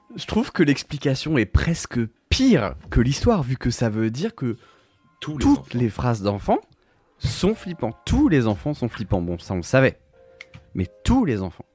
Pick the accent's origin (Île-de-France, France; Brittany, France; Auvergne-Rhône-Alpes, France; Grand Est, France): Brittany, France; En tant que breton